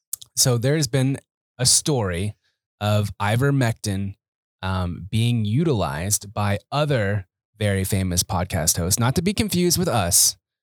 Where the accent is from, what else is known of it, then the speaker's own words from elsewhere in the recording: Oklahoma City, Oklahoma, United States; I grew up in Oklahoma City.